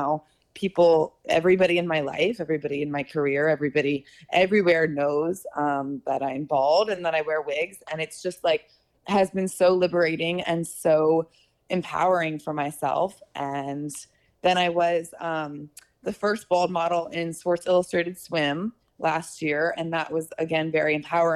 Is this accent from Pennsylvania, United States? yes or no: yes; Philadelphia, Pennsylvania, United States; moved away as an adult; also born or lived in New York; now in Los Angeles, United States; I'm from Philly, Pennsylvania